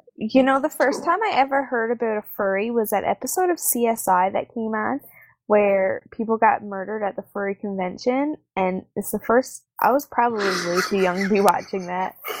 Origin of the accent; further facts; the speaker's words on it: Canada; where I'm from